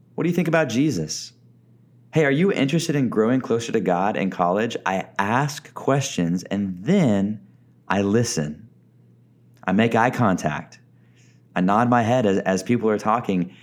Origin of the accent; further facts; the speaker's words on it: Texas, United States; also born or lived in Oklahoma / Arkansas; now in Tucson, United States; I grew up in Texas, lived in Oklahoma for a little bit of my life as well